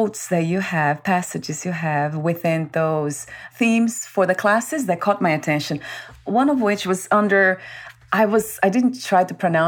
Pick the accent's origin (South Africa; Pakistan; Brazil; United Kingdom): Brazil; I was born in Brazil